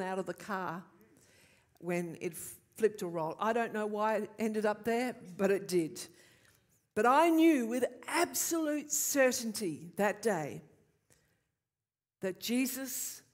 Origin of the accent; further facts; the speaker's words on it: Queensland, Australia; born or raised there